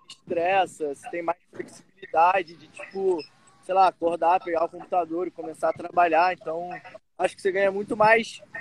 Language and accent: Portuguese; Rio de Janeiro, Brazil; sou do Rio de Janeiro, carioca.